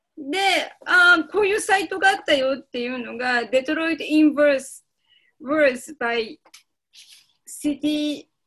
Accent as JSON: {"language": "Japanese", "town": "Kiryu", "region": "Gunma", "country": "Japan", "tie": "born or raised there", "said": "私はあの自分の実家の桐生のこと"}